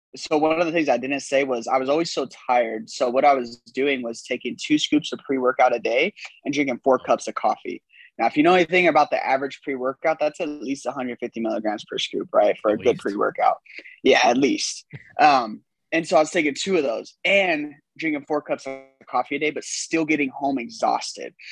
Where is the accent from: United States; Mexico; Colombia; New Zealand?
United States; California; moved away as an adult; now in Texas, United States; i'm in texas because i'm originally from california um, came here on a football scholarship